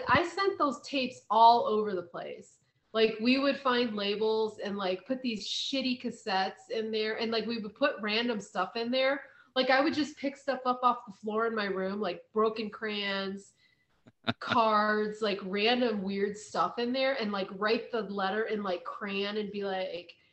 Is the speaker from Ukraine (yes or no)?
no; Kent, Ohio, United States; I grew up near Kent, Ohio